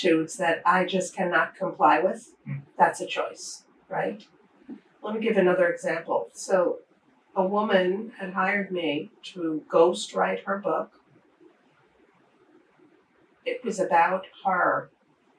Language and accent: English; New York City, New York, United States; moved away as an adult; also born or lived in Japan / Europe; I'm born and bred in the Bronx, New York City